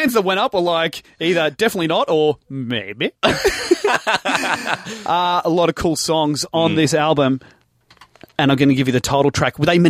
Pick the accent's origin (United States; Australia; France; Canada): Australia; Moorabbin, Victoria; Well, I grew up in Moorabbin with a lot of tradies.